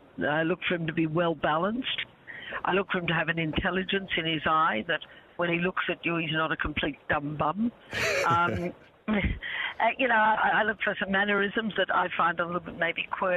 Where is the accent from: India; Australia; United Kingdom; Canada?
Australia; accent: Australian; And I'd worked very hard to lose my Australian accent so I could get a job over there. And I got the part, and he found out that I was an Australian only because we were talking one day in the lunch break.